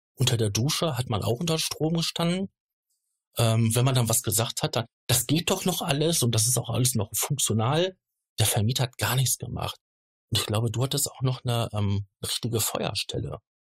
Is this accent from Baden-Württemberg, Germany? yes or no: no; Ruhr area, North Rhine-Westphalia, Germany; Ich komme ähm, gebürtig hier aus der, aus der Gegend, aus dem Ruhrgebiet